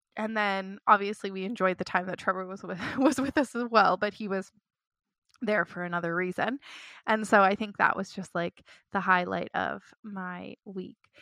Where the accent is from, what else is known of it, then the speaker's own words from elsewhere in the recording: Toronto, Ontario, Canada; moved away as an adult; I grew up in Toronto